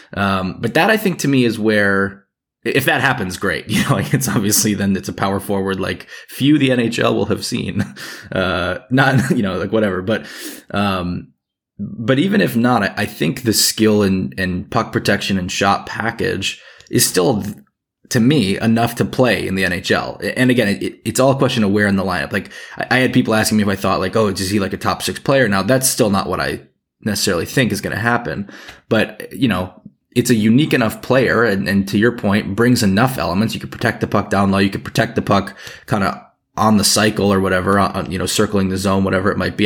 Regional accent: United States; as an American

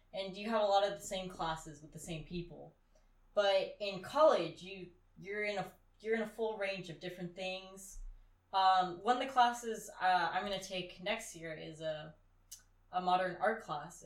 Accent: California, United States; moved away; me and some other girls who are also from California.

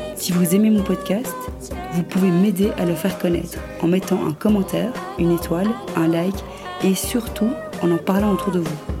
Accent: Brussels, Brussels-Capital Region, Belgium; Je viens de Bruxelles.

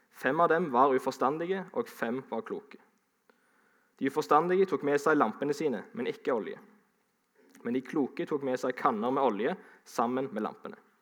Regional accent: Sandnes, Rogaland, Norway; also born or lived in Ålesund; Jeg eh, er jo fra Sandnes, men jeg er stolt av å kunne si at jeg er egentlig halvt ålesunder.

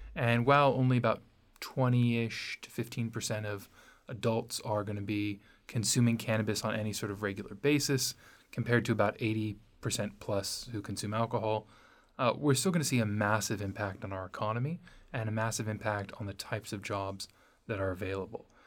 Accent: Los Angeles, California, United States; I grew up in Los Angeles

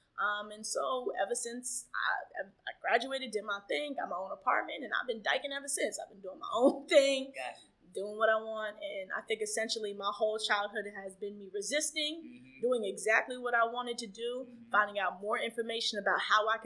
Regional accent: Atlanta, Georgia, United States; now in New York City, United States; I grew up in Atlanta

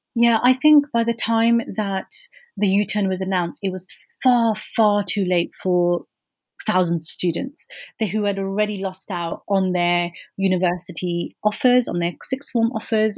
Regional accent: Birmingham, West Midlands, United Kingdom; coming from inner city Birmingham as a British Muslim woman of Kashmiri heritage

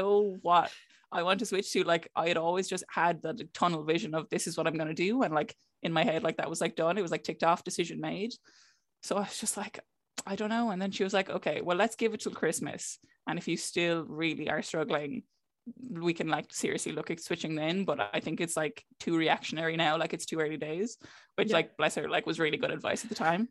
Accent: Clare, Munster, Ireland; moved away as an adult; also born or lived in Cork; I'm from Clare

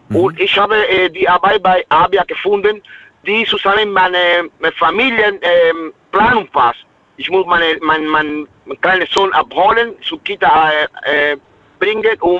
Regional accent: Cuba; German is a second language; Ich komme aus Kuba, aus einem armen Land.

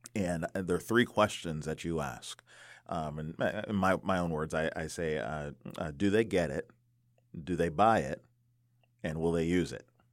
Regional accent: DC area, Maryland, United States; I grew up in the Maryland, D C area

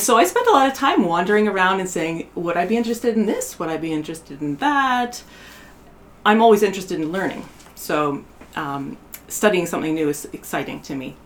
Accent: Canada; moved away as an adult; also born or lived in Bay Area, United States; now in Portland, United States; I was from Canada

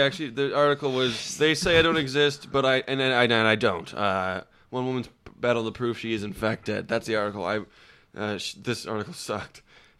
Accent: Australia; I'm Australian.

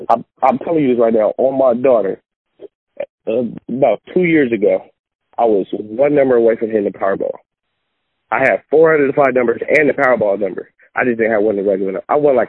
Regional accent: Bay Area, California, United States; moved away as an adult; now in Sacramento, United States; Right now I'm in Sacramento. I'm from the Bay Area.

